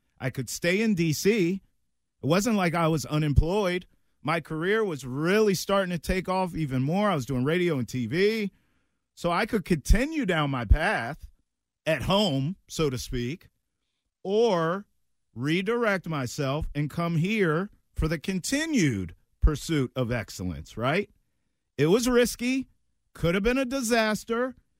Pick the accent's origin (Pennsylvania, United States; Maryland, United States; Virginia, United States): Maryland, United States; So I grew up in a small town in Maryland where I was basically an hour and a half from both big cities, Baltimore and Washington, D.C.